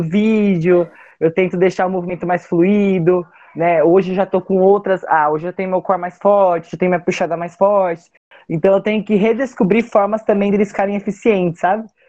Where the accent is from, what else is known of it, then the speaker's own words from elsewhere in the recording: Cabreúva, São Paulo, Brazil; Eu sou de Cabreúva, da região de Jundiaí